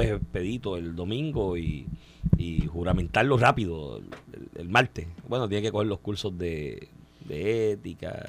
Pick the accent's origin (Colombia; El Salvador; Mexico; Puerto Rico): Puerto Rico; Comerío; moved away; es mi pueblo